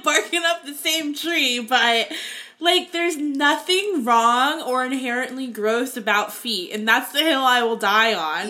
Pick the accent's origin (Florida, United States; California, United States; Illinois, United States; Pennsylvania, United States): Florida, United States; I grew up in Florida and like only wore flip flops